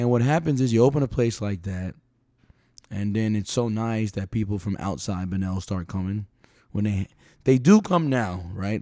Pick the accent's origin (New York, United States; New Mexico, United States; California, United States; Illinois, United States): New York, United States; New York City; now in Palm Coast, United States; I've lived in Palm Coast, you know, I'm from New York City.